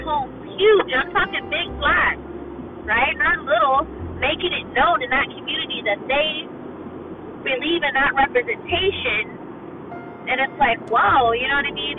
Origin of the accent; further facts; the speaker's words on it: United States; I'm an American and I live in the United States